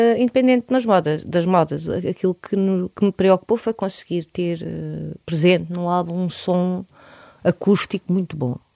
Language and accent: Portuguese; Portugal; universos principais que estão no meu ADN enquanto portuguesa